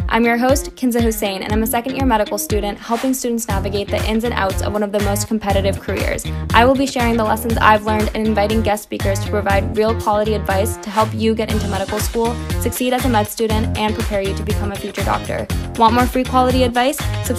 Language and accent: English; Boston, Massachusetts, United States; I'm from Boston, but I'm from a suburb.